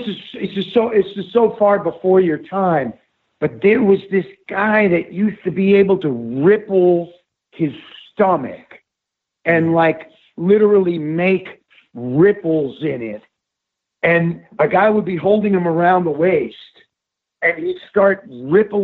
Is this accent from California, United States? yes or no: no; Westchester, New York, United States; I grew up in Westchester, just up from New York City.